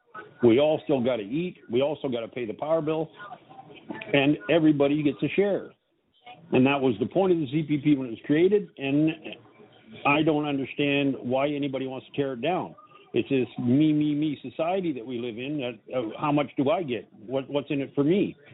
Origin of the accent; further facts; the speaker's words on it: Canada; I'm a Canadian. I served in the Canadian military